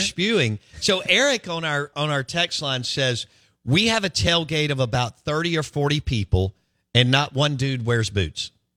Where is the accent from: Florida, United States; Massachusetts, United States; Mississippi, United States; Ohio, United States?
Mississippi, United States; Jackson; I'm from Northeast Jackson